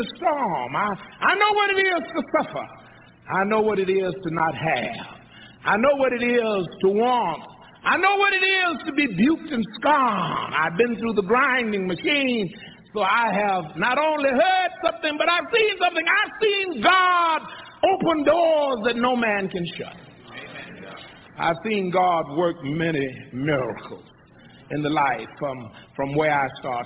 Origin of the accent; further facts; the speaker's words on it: San Antonio, Texas, United States; also born or lived in Columbus, Texas; I was born in Columbus, Texas, 75 miles west on the San Antonio Highway